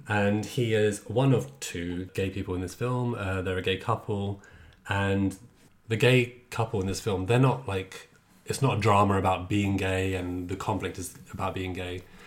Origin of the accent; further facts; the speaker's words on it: England, United Kingdom; I grew up in England